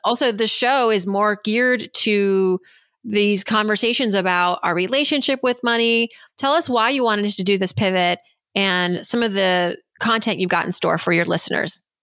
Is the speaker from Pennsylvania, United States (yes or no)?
no; Worcester, Massachusetts, United States; growing up as a young girl growing up in Worcester, Massachusetts, uh, the daughter of immigrants